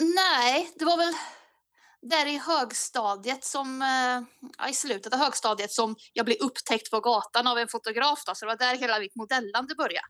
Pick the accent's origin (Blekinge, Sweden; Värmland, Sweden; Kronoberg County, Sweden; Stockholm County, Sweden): Värmland, Sweden; Bäckhammar; allra första början så är det Bäckhammar. Det ligger två mil utanför Kristinehamn i Värmland.